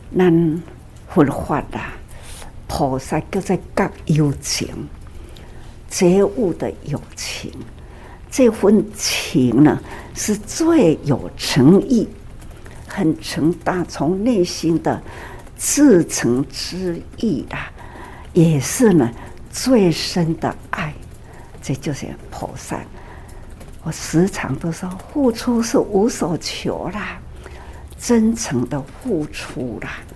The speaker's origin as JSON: {"language": "Chinese", "country": "Taiwan", "said": "我们在台湾也是祖先 出来的时候，它也是移民啊"}